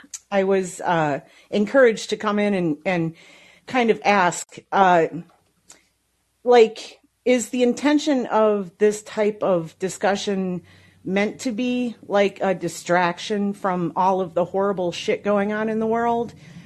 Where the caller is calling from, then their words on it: Las Vegas, Nevada, United States; I'm calling from Las Vegas.